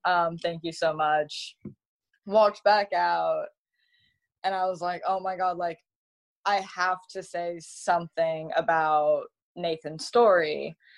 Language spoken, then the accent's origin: English; Malibu, California, United States; also born or lived in Texas; growing up um, in Malibu, I my mom went to school with celebrities.